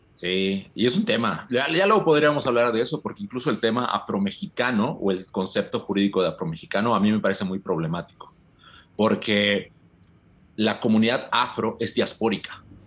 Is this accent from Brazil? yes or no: no; Yucatán, Mexico; yo te hablo como, como hombre costeño de Yucatán